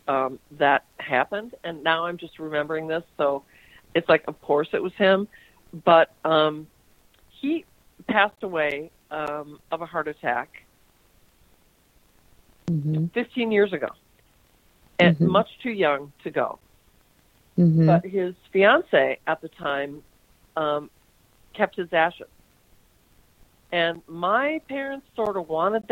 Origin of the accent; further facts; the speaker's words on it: St. Louis Park, Minnesota, United States; I grew up in St. Louis Park